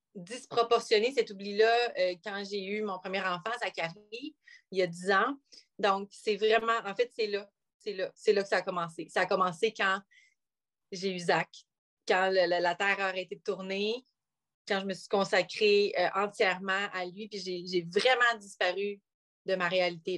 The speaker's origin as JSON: {"language": "French", "area": "North Shore of Montreal", "region": "Quebec", "country": "Canada", "tie": "born or raised there", "lives_now": "Bromont, Canada", "said": "je viens de la nord de Montréal. Euh, j'ai grandi là pendant 25 ans à Pantigny"}